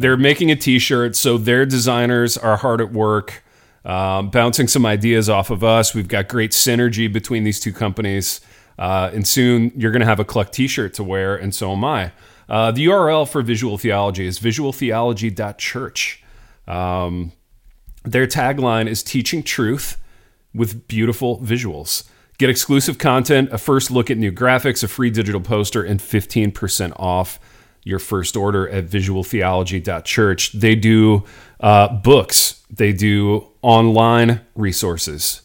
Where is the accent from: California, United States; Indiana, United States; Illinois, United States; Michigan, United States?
Indiana, United States; I grew up in Indiana.